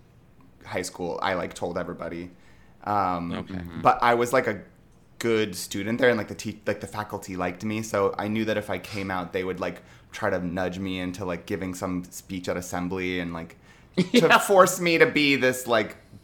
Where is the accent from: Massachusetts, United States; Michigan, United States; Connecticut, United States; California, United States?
California, United States; Los Angeles; I'm from LA. I grew up in Brentwood